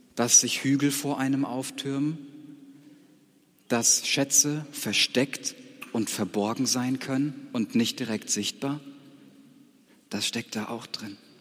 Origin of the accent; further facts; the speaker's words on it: Siegerland, North Rhine-Westphalia, Germany; moved away as an adult; ich komme aus einem Gebiet Siegerland, das war ein ganz anderes geistliches Klima